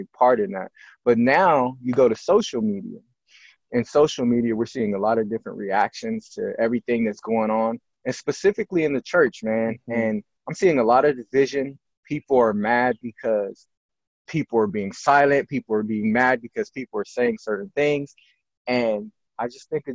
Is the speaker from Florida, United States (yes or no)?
no; San Bernardino, California, United States; I grew up in San Bernardino